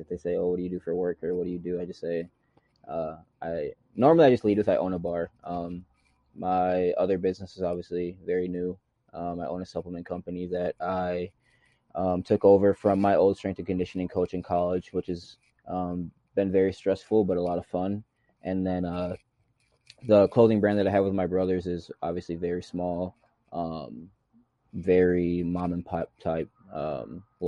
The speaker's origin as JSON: {"language": "English", "town": "Waukesha", "region": "Wisconsin", "country": "United States", "also_born_or_lived": "St. Cloud, Minnesota", "moved": "as an adult", "lives_now": "Mankato, United States", "said": "I'm from Waukesha, Wisconsin. I currently live in Mankato, Minnesota"}